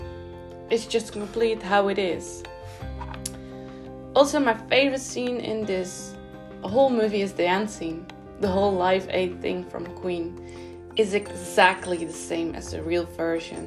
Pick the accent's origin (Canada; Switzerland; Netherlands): Netherlands; I live in the Netherlands, and in my hometown, in my city